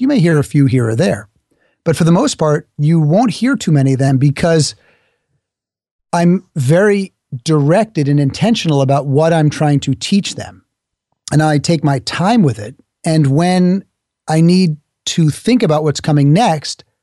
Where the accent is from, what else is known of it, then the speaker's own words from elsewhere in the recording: New York, United States; I'm from New York. New Yorkers talk quickly.